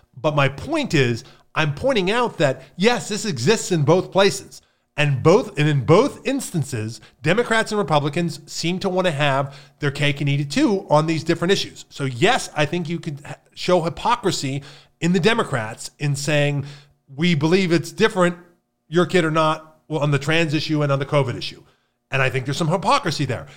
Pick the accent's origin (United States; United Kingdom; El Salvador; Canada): United States; Pennsylvania; moved away; I grew up in Pennsylvania